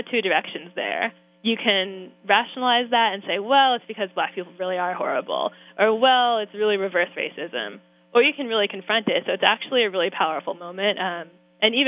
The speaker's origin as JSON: {"language": "English", "area": "San Francisco Bay Area", "region": "California", "country": "United States", "said": "I'm from California, but I'm also from the San Francisco Bay Area"}